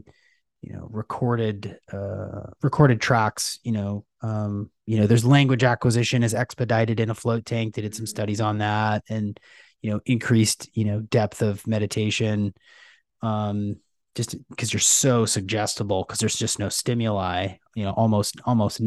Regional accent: Seattle, Washington, United States; I'm from Seattle

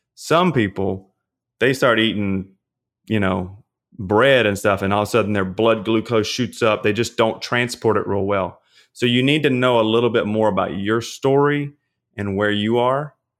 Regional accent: Louisiana, United States; I'm from Louisiana.

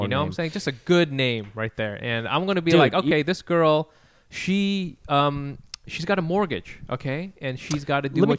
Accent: United States; I don't speak Vietnamese because I'm an American.

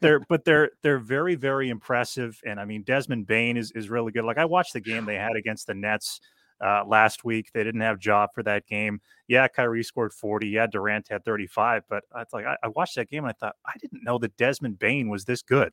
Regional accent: Canada; As as a Canadian

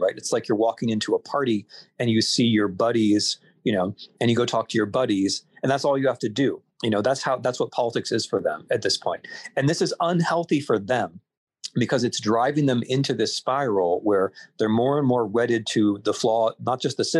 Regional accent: Ohio, United States; moved away; as an Ohioan

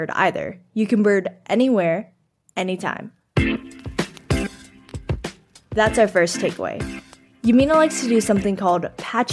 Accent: Texas, United States; I'm from Texas

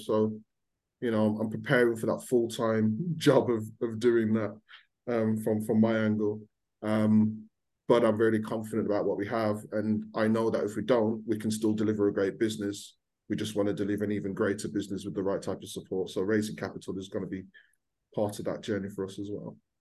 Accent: Birmingham, West Midlands, United Kingdom; accent: Brummie; I'm born and bred in Birmingham.

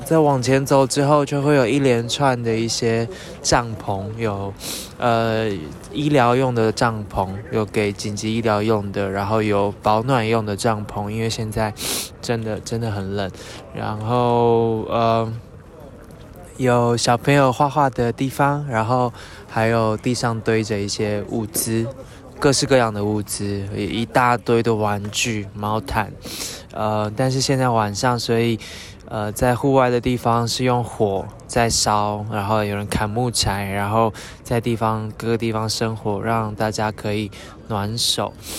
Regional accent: Taiwan; 我们来自台湾

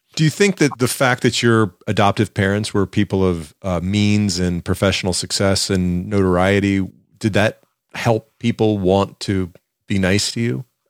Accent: the South, United States; accent: southern; My southern tongue

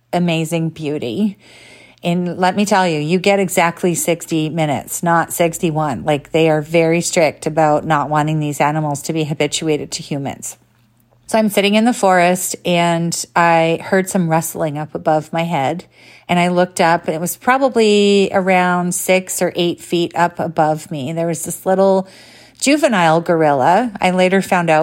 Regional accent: Canada; I'm Canadian

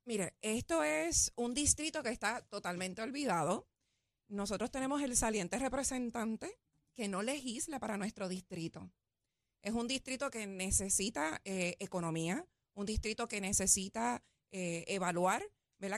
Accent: Guaynabo, Puerto Rico; yo vengo del pueblo de Guainabo, soy nacida y criada en Guainabo

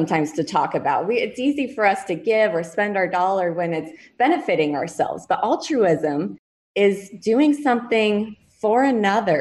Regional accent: Colorado, United States; moved away as an adult; also born or lived in Big Island of Hawaii; now in Hawaii, United States; I am actually from Colorado originally, come from a great set of parents

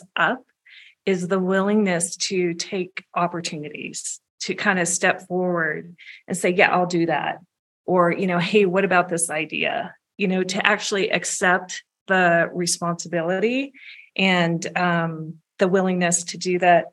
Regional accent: San Jose, California, United States; I am from the San Jose area

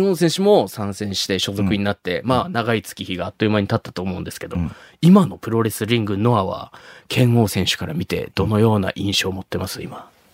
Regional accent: Shimabara, Nagasaki, Japan; 長 崎の島原出身なんですけど

